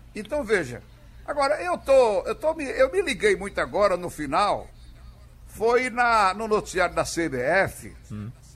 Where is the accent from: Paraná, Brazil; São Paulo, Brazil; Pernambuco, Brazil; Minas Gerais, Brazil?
Pernambuco, Brazil; Caruaru; moved away; Bela Caruaru, onde eu nasci há algum tempo atrás.